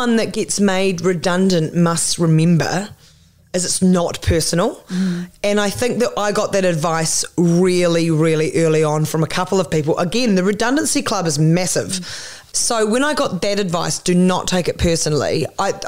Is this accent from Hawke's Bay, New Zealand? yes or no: no; Christchurch, Canterbury, New Zealand; also born or lived in Auckland, New Zealand; I moved from Christchurch up to Auckland